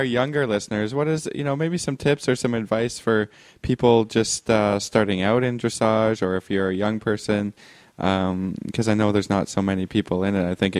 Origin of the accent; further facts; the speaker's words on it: Canada; I'm from Canada.